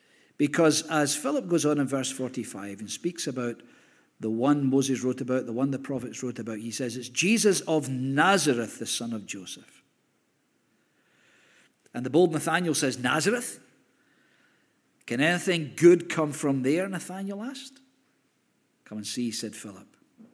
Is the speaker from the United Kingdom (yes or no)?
yes; Hamilton, Scotland, United Kingdom; oh, we lived in Hamilton, I was brought up in Hamilton.